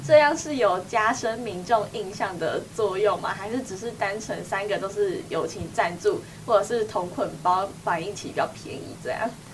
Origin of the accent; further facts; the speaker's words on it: Tainan, Taiwan; 我是台南人